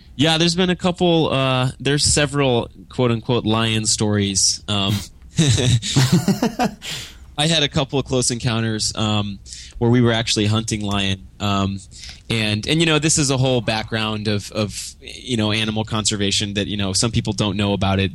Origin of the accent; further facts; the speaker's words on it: Grapevine, Texas, United States; also born or lived in Kansas City / Austin / Los Angeles; now in Dallas, United States; moved to Grapevine. And so I, I spent most of my childhood in Grapevine